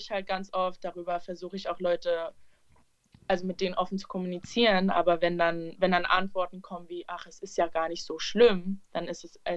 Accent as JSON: {"language": "German", "region": "Berlin", "country": "Germany", "tie": "born or raised there", "said": "ich bin in Schöneberg aufgewachsen und ich bin mit vielen Türken und Arabern aufgewachsen"}